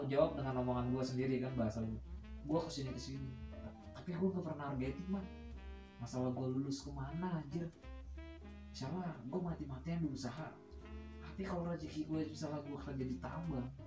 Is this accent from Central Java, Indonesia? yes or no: yes; Semarang, Central Java, Indonesia; gue kan asli Semarang aslinya